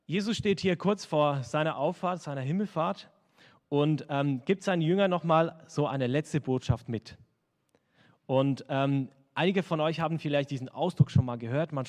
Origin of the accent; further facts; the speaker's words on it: Switzerland; Also wenn ich als Schweizer in Deutschland bin und halt nur Schweizerdeutsch spreche, dann werden mich die Hälfte nicht verstehen.